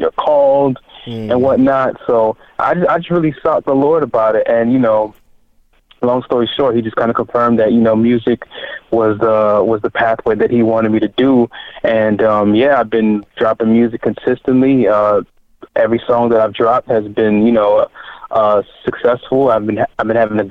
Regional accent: Miami, Florida, United States; also born or lived in Haiti; physically born in Haiti, but raised in, you know, city of Miami.

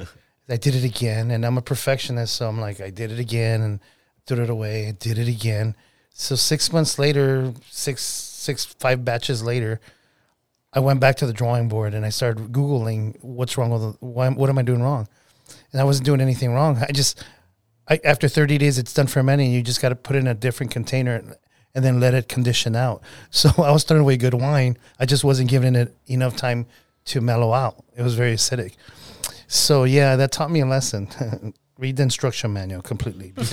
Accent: California, United States; also born or lived in Mula, Spain; California, born and raised. Yeah. Well, no, I was born in Spain, but I was raised in uh, California.

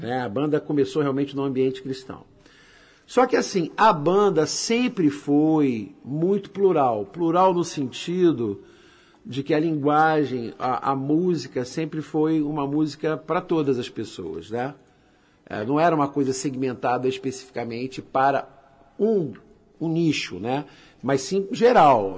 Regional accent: Nova Iguaçu, Rio de Janeiro, Brazil; moved away as an adult; now in Belém, Brazil; Eu sou natural de Nova Iguaçu, no estado do Rio de Janeiro. Sou carioca, né? Rio de Janeiro. Só que eu moro em Belém do Pará já há nove anos.

